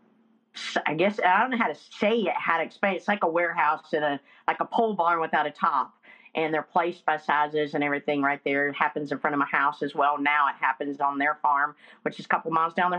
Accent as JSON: {"language": "English", "area": "Blue Ridge Mountains", "region": "North Carolina", "country": "United States", "tie": "born or raised there", "said": "I'm from the Blue Ridge Mountains in North Carolina"}